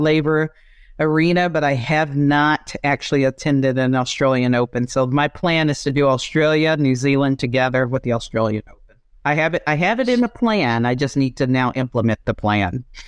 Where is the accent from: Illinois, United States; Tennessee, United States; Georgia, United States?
Georgia, United States; South; moved away as an adult; also born or lived in Japan / China / Thailand; I am from Georgia, born and raised, uh, South Georgia, small town with only five thousand people